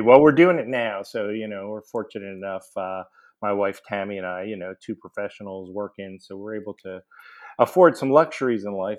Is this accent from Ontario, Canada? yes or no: no; Montreal, Quebec, Canada; moved away as an adult; also born or lived in New Orleans, United States; now in Atlanta, United States; I grew up in Montreal, went to McGill University for undergrad, dental, and a residency